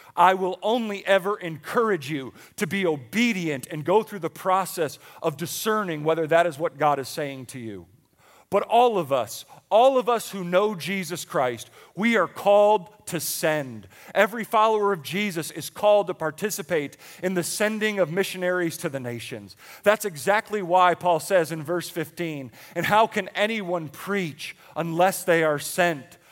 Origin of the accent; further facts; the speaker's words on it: Buffalo, New York, United States; moved away; I grew up in Buffalo, New York